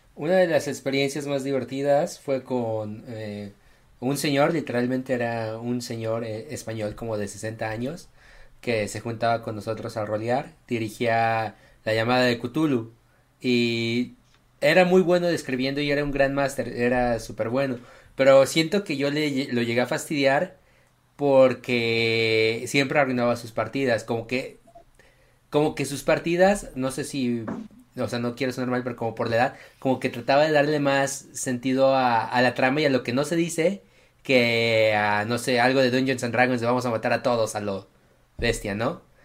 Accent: Mexico; como mexicano

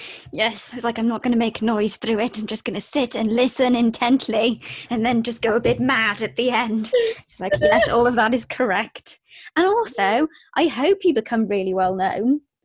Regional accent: Wales, United Kingdom; also born or lived in Birmingham; I grew up in Wales and then I did 2 years of college.

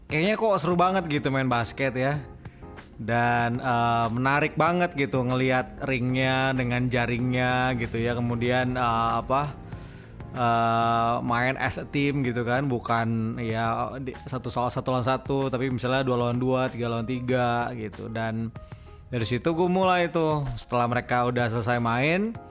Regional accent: Bogor, West Java, Indonesia; Ya, gue asal dari Bogor.

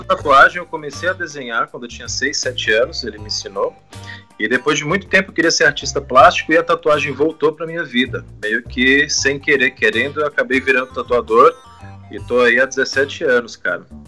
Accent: Teófilo Otoni, Minas Gerais, Brazil; moved away as an adult; also born or lived in Belo Horizonte; Eu comecei em Minas Gerais, eu sou mineiro, na verdade. Eu nasci numa cidade pequena do norte de Minas Gerais, chama-se Teófilo Otoni

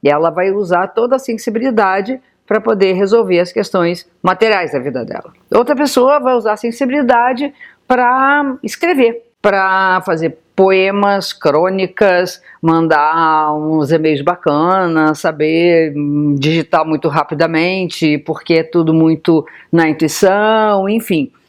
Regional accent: Brazil; born there; Então, para nós que nascemos aqui no Brasil, as casas astrológicas são praticamente iguais.

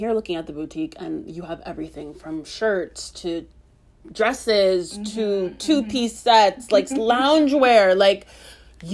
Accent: Mississauga, Ontario, Canada; I'm from Mississauga

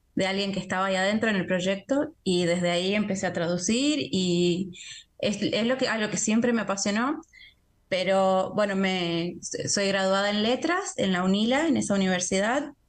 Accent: Argentina; moved away as an adult; now in Brazil; soy argentina, em, pero vivo en Brasil desde 2015

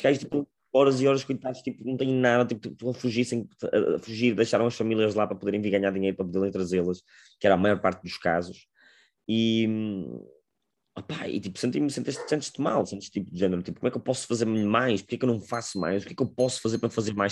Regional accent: Portugal

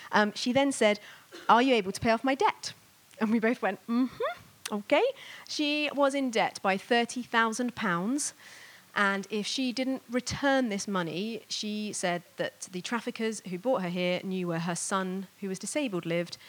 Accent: Bristol, South West England, United Kingdom; my hometown of Bristol

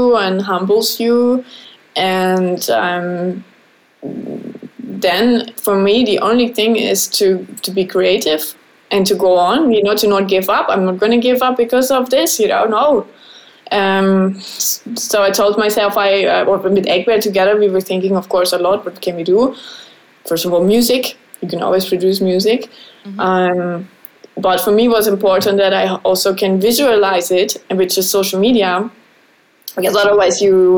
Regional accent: Bavaria, Germany; English is a second language; moved away as an adult; also born or lived in Switzerland; now in Netherlands; I'm from Bavaria

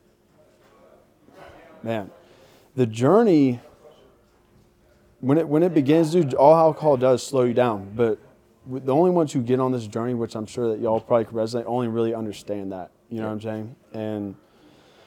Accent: Charleston, South Carolina, United States; I'm from South Carolina, Charleston

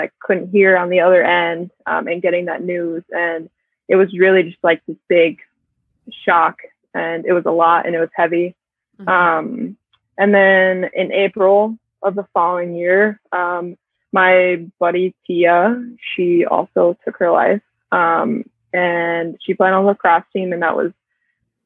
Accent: Florida, United States; moved away as an adult; also born or lived in Minnesota; I'm from Florida

